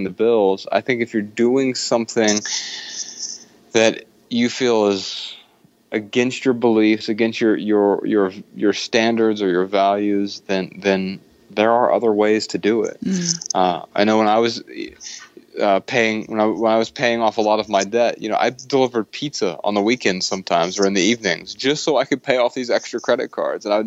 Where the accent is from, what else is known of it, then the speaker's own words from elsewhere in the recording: Dayton, Ohio, United States; accent: southern; moved away as an adult; now in Missoula, United States; I grew up in Dayton, Ohio